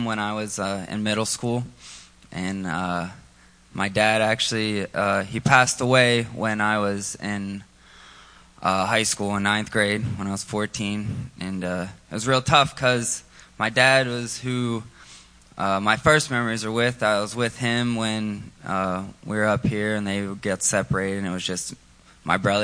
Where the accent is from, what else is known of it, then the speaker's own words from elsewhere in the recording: Monongahela, Pennsylvania, United States; also born or lived in Virginia; I live in Monongahela. I was born in Virginia.